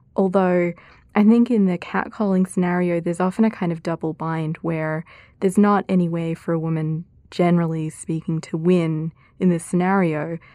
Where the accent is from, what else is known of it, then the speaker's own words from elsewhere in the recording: Australia; moved away as an adult; now in United States; my home country of Australia, public life therein, and also the U S where I've been for now about thirteen years